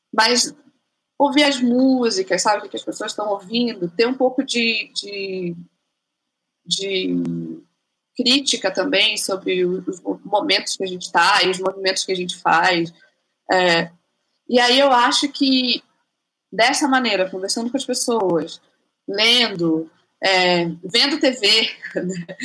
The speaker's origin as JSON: {"language": "Portuguese", "region": "Rondônia", "country": "Brazil", "moved": "yes", "said": "porque eu sou rondoniense. Então, quando eu morava em Rondônia, era tipo outra, outra história, assim, outra vida, né?"}